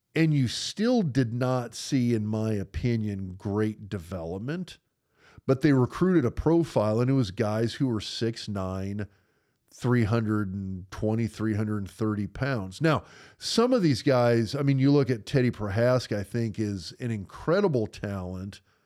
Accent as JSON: {"language": "English", "region": "Nebraska", "country": "United States", "tie": "born or raised there", "said": "those of us growing up in Nebraska in high school"}